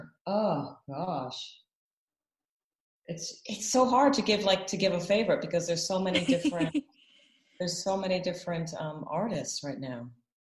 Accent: Atlanta, Georgia, United States; moved away as an adult; also born or lived in Milwaukee, Wisconsin / Cape Town, South Africa; I was born in Milwaukee, Wisconsin. I grew up, I was only birthed there. I grew up in Atlanta, Georgia. And I would say that I became a woman in Cape Town, South Africa, because I lived there in my 30s.

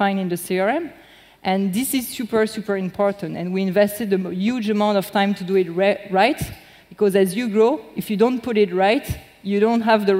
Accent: Lyon, Auvergne-Rhône-Alpes, France; moved away; I'm from Lyon, basically.

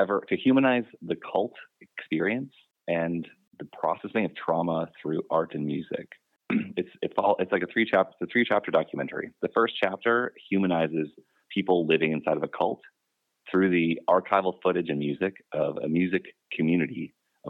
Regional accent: Wisconsin, United States; I grew up in Wisconsin

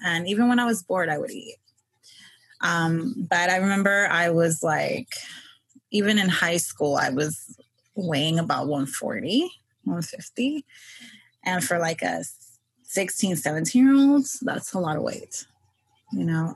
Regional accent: New York City, New York, United States; I was born and raised in New York um, Queens.

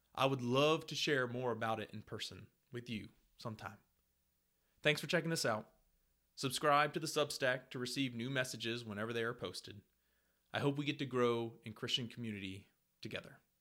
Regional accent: Ohio, United States; now in Lexington, United States; I grew up in Ohio, but now live in Lexington, Kentucky

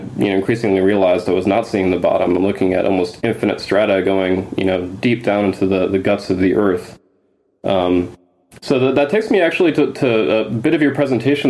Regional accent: Grand Teton National Park, Wyoming, United States; I grew up in Grand Teton National Park when my dad was working

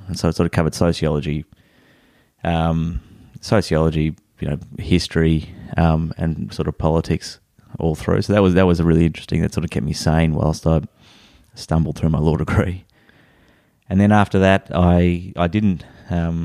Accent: Melbourne, Victoria, Australia; also born or lived in Albury / Canberra; now in Torquay, Australia; I grew up in Ivanhoe in Melbourne, so in the sort of eastern suburbs of Melbourne

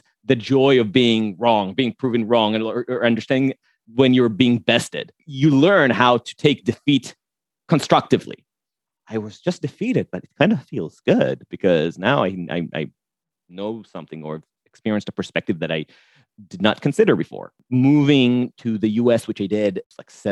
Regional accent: Jerusalem, Jerusalem District, Israel; now in New York, United States; I was born in New York. My parents met at NYU and I was born here. But my mom is Israeli and they separated at a pretty young age. I grew up with her and my grandparents in a lovely neighborhood in Jerusalem

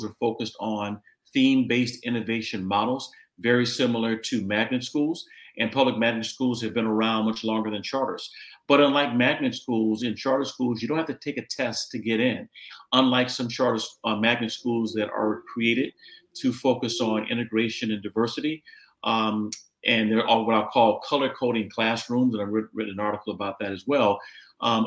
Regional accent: Los Angeles, California, United States; I grew up in the Crenshaw District of Los Angeles

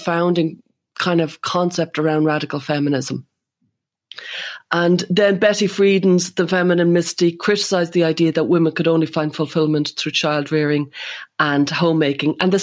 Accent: Ireland; as an Irish person

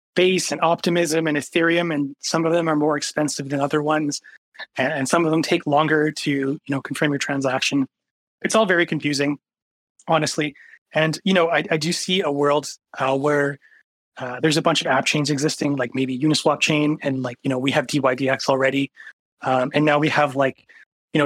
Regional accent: Canada; I'm Canadian

